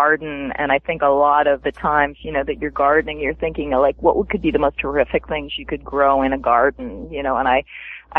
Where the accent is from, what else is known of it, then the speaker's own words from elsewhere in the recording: United States; being an American writing in an English world